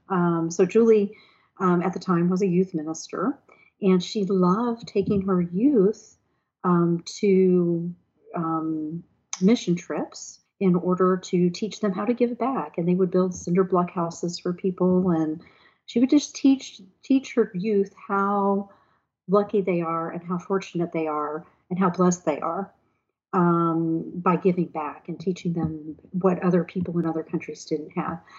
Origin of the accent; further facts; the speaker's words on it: Houston, Texas, United States; moved away as an adult; also born or lived in Sugar Land, Texas; now in Mayodan, United States; we were raised in Houston, Texas